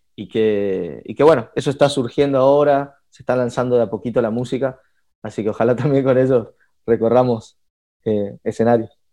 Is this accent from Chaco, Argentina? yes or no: yes; Resistencia, Chaco, Argentina; moved away as an adult; now in Buenos Aires, Argentina; me vine a la ciudad de Buenos Aires, yo soy de Resistencia